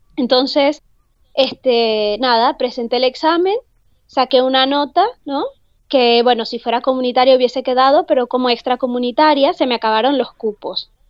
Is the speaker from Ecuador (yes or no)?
no; Venezuela; moved away as an adult; also born or lived in Salamanca, Spain; now in Spain; yo vengo de Venezuela